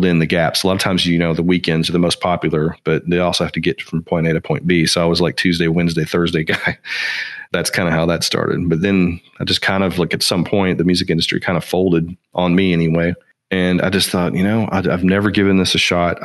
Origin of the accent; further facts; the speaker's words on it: Nashville, Tennessee, United States; growing up in Nashville